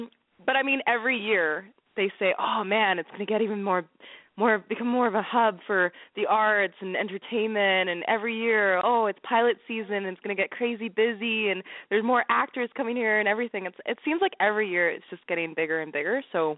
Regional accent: Vancouver, British Columbia, Canada; Born and raised.

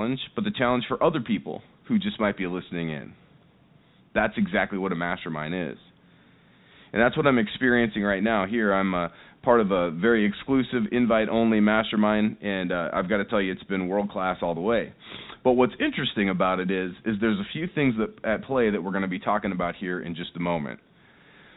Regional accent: Seattle, Washington, United States; I'm here in Las Vegas. I'm obviously from Seattle, Washington.

